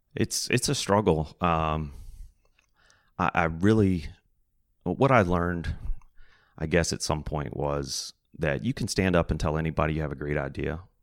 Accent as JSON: {"language": "English", "area": "a little north of Roanoke", "region": "Virginia", "country": "United States", "tie": "born or raised there", "said": "I grew up kind of a little north of Roanoke, Virginia, kind of in the mountains"}